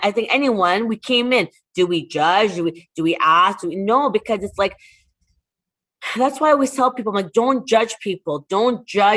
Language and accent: English; Toronto, Ontario, Canada; moved away as an adult; now in Dubai, United Arab Emirates; where I'm from Toronto, where we just talk to everybody